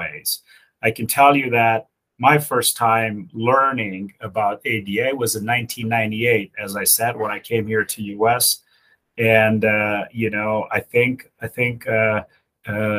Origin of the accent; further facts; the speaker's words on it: Romania; now in United States; So I was born in Europe. I was born in Romania.